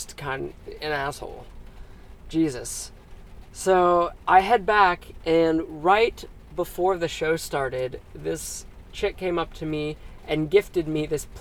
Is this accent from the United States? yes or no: yes; Dayton, Ohio, United States; I'm from Dayton, Ohio.